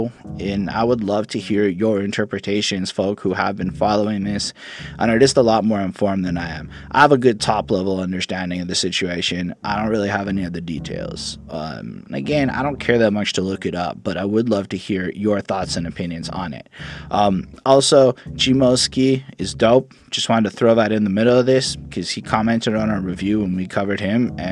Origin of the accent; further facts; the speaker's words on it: Canada; I'm Canadian